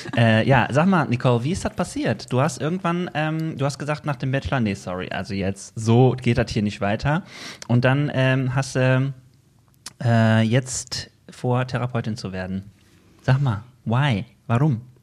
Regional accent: Bergisches Land, North Rhine-Westphalia, Germany; Wir kommen beide aus dem Bergischen Land

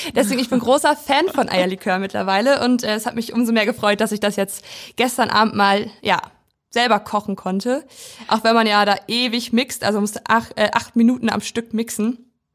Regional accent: Weisen, Brandenburg, Germany; now in Schwerin, Germany; Und wir sind beide auf dem Land groß geworden. Und in ganz verschiedenen Teilen Deutschlands, ich in Brandenburg

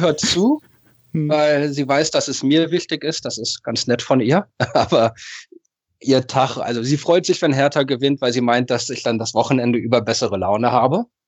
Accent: Berlin, Germany; now in Japan; aufgewachsen, geboren in Berlin, Westend, also schöne Ecke von Charlottenburg.

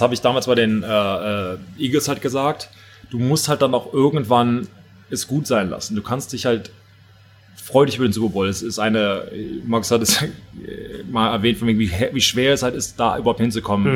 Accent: Germany; als Deutscher

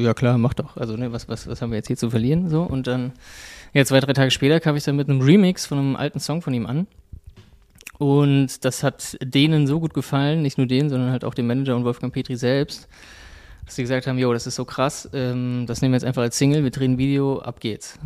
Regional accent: Frankfurt, Hesse, Germany; ich bin in Frankfurt groß geworden

